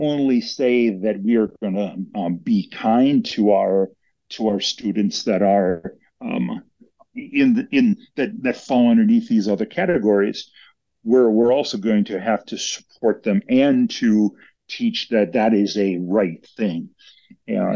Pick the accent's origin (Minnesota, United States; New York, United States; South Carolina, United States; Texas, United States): Minnesota, United States; My wife and I are originally from Minnesota. So we grew up in Minnesota